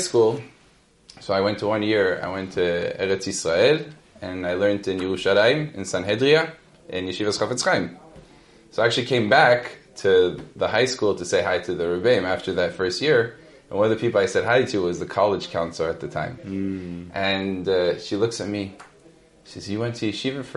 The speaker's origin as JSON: {"language": "English", "town": "Los Angeles", "region": "California", "country": "United States", "tie": "born or raised there", "first_language": "Hebrew", "second_language": "English", "said": "I actually was born and raised in Los Angeles, the Valley of Los Angeles"}